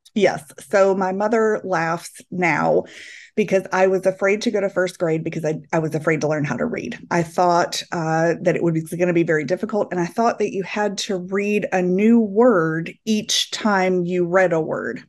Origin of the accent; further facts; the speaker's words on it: Clarksville, Tennessee, United States; moved away; So I feel very rooted in Clarksville